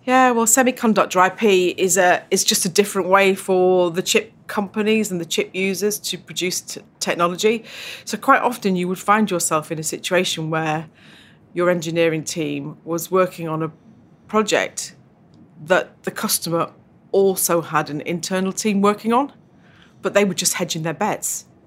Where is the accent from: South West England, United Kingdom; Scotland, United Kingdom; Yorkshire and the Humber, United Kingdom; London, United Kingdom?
Yorkshire and the Humber, United Kingdom; also born or lived in Tyrone, Northern Ireland; Grew up in Yorkshire in, uh, a little Irish diaspora bubble in South Yorkshire.